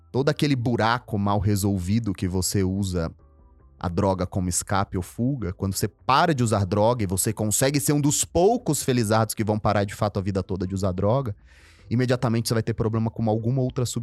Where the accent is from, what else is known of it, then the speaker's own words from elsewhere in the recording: Northeast Region, Brazil; Eu tenho muitos na minha família assim. Eu vim do Nordeste.